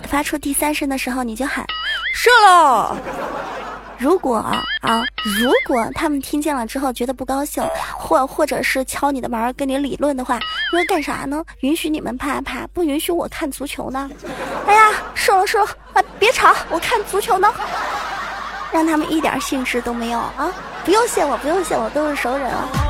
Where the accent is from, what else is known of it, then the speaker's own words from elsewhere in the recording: China; 我们中国人是按农历来的